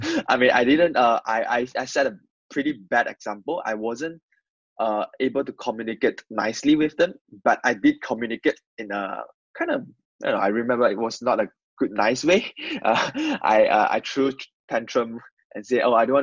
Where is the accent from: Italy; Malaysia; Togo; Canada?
Malaysia; English is a second language; moved away as an adult; now in United Kingdom; I'm from this rural area of Malaysia, where people don't really speak English. Most of our language communication medium will be Mandarin or Malay.